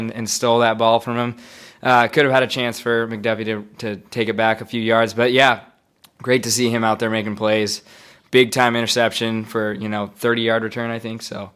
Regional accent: Spokane, Washington, United States; I'm from Spokane

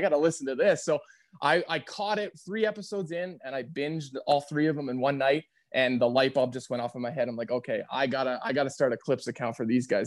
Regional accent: Red Deer, Alberta, Canada; also born or lived in Calgary; now in Airdrie, Canada; I grew up in Red Deer, so I've been in Alberta, based in Southern Alberta, but my, my whole life

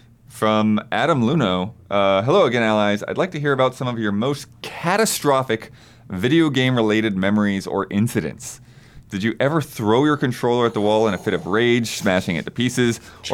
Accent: Philippines; now in United States; Well, I grew up overseas in the Philippines, and their electrical voltage is 220, not 110.

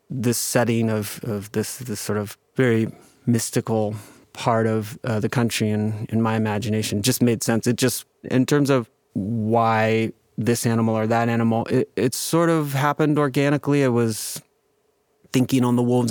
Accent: United States; I'm Chinese American

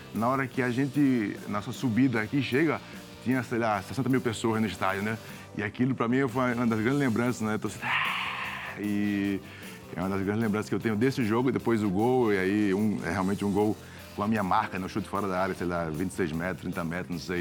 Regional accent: Recife, Pernambuco, Brazil; moved away; also born or lived in Italy; sou de Recife

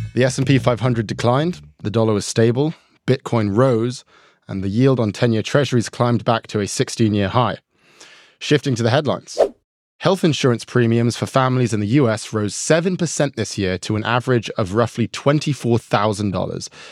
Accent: New York, United States; born or raised there

